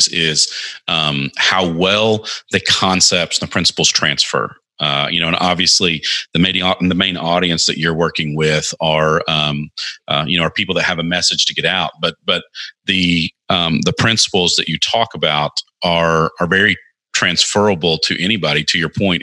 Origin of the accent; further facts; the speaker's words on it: United States; being born and raised American